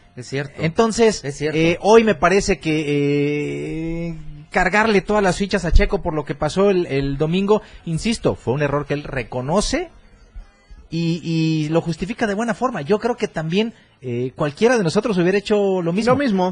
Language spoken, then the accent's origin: Spanish; Mexico; así somos los mexicanos